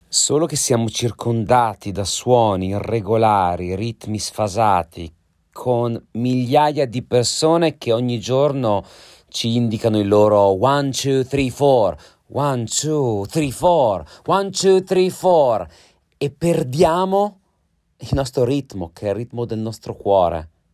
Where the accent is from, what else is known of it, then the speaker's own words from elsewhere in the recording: Trentino-Alto Adige, Italy; now in London, United Kingdom; parlo da Trentino